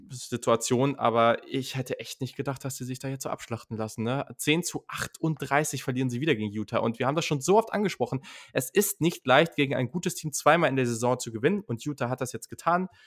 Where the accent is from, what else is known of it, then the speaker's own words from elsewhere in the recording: Hanover, Lower Saxony, Germany; Ich komme aus Hannover, da wo man ordentliches, bin. normales da, wo man, Hochdeutsch wo man redet.